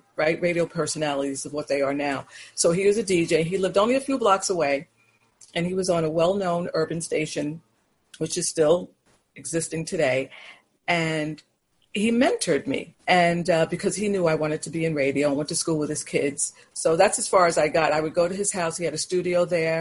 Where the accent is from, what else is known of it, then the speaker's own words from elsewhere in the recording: New York City, New York, United States; now in Long Island, United States; I was born in Manhattan, and then the family lived in Brooklyn, and then eventually we made our way to Long Island